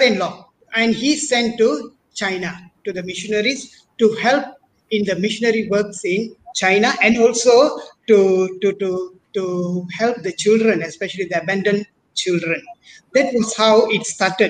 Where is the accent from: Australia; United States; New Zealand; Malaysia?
Malaysia; Bagan Serai, Perak; also born or lived in Penang / India; I'm actually born and brought up in Perak, as a little town in Bagansrai.